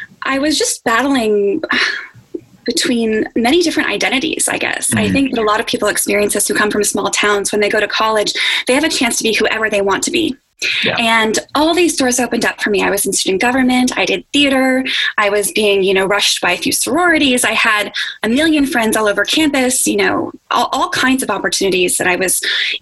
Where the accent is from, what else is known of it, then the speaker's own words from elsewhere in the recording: Spring Lake, New Jersey, United States; moved away as an adult; now in Washington, D.C., United States; I'm from a little town in Spring Lake, New Jersey, which is right on the coast in Monmouth County, New Jersey